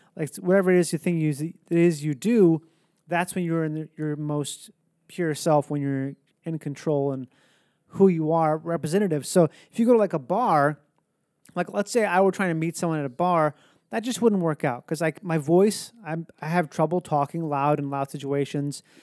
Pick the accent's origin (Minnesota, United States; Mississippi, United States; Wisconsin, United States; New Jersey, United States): Minnesota, United States; moved away; I grew up in Minnesota